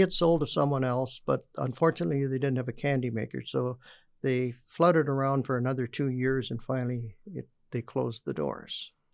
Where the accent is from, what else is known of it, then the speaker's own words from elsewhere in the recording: Stratford, Ontario, Canada; the famous candy man from Stratford, Ontario